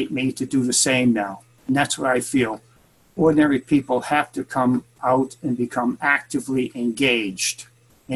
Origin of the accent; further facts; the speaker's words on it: Boston, Massachusetts, United States; moved away as an adult; now in San Francisco, United States; my hometown of Boston